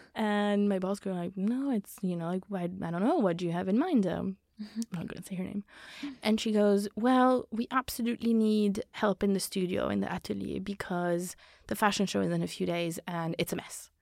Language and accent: English; Belgium; now in London, United Kingdom; I come from Belgium. I've lived in, like, different places.